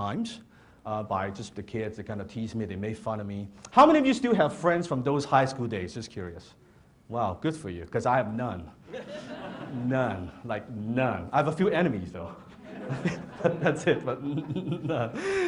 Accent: Hong Kong; English is a second language; now in Canada; I was born in Hong Kong

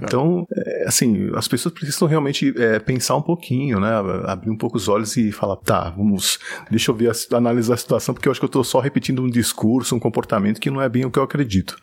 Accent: São Paulo, Brazil; also born or lived in Japan; Eu sou de São Paulo. Capital

